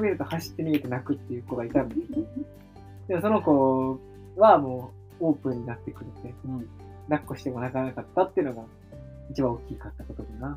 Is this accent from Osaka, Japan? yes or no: no; Tokyo, Japan; moved away as an adult; now in Awaji Island, Japan; 東京生まれ、東京育ち、二十六歳の、我々が、淡路島に移住して